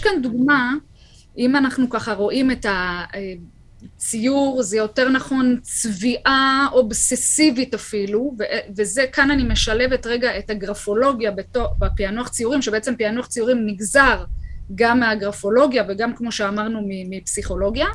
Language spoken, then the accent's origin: Hebrew; Kfar Saba, Central District, Israel; שגדלתי ככה בכפר סבא, גדלנו יחד